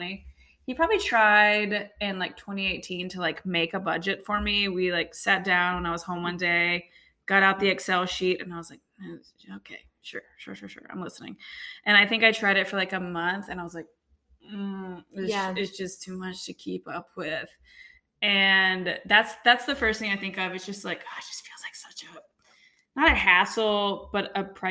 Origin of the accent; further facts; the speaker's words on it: Baton Rouge, Louisiana, United States; moved away as an adult; also born or lived in Monroe, Louisiana / Austin, Texas; now in Nashville, United States; I am from South Louisiana. I grew up in right outside of Baton Rouge